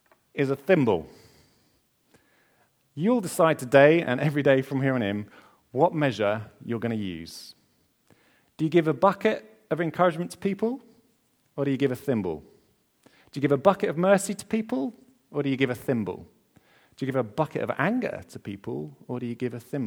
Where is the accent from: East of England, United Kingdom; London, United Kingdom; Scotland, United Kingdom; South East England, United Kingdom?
East of England, United Kingdom; Essex; I'm from Essex. Remember that my mom cleaned the house way too much when I was growing up